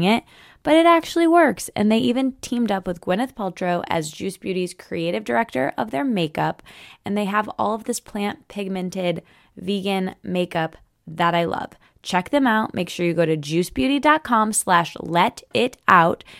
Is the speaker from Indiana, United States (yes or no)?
no; Michigan, United States; moved away; I'm recording this from Michigan. I'm still home there